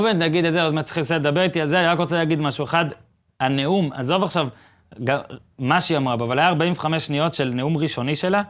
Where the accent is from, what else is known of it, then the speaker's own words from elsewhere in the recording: Israel; אני שואל את השאלה הזאת כישראלי